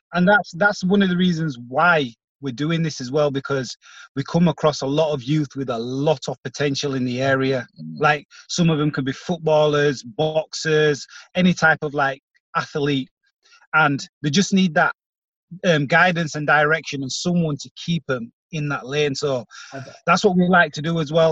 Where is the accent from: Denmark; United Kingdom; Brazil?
United Kingdom; Bradford, Yorkshire and the Humber; we're from Bradford ourselves. We're in the same community as a lot of these um, kids